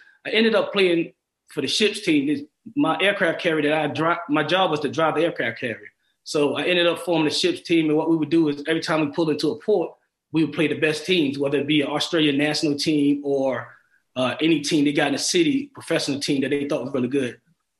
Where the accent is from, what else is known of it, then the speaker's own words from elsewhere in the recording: Brooklyn, New York, United States; born there; Sure. I was born in Brooklyn, New York in 1964.